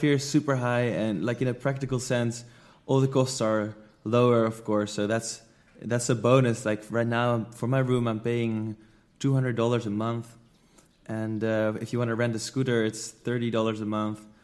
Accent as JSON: {"language": "English", "country": "Netherlands", "moved": "as an adult", "lives_now": "Bali, Indonesia", "said": "I'm from the Netherlands, but I live in Bali, Indonesia."}